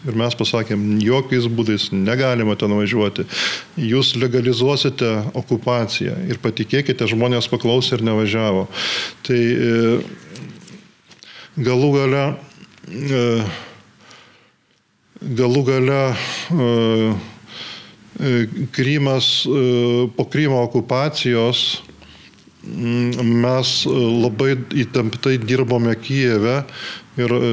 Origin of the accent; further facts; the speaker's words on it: Butrimonys, Alytus County, Lithuania; aš gimiau būti Rimonyse